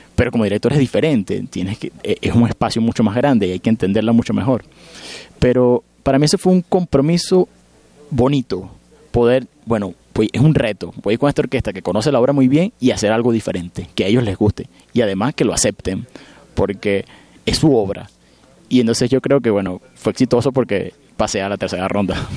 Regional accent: Venezuela; moved away; yo me siento muy feliz y muy afortunado de haber nacido y crecido en Venezuela

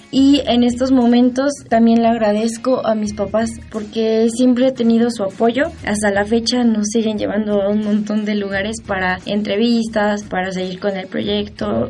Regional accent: Mexico City, Mexico; Nací el 3 de mayo del 2000 y nací en la Ciudad de México.

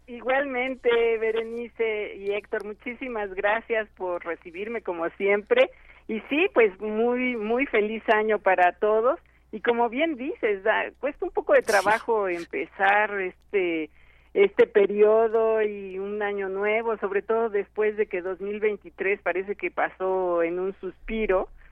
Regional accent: Mexico; como mexicanos

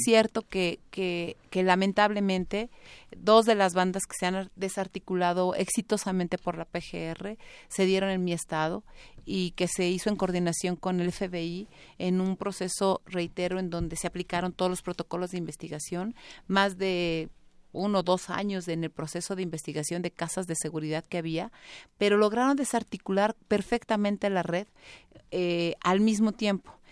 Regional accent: Tlaxcala, Mexico; yo amo mi tierra. Es, un lugar maravilloso, es un estado muy pequeño

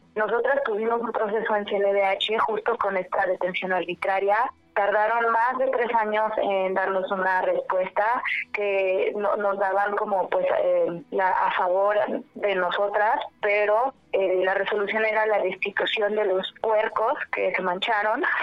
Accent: Guanajuato, Mexico; Somos de Guanajuato, de Puerto Guanajuato

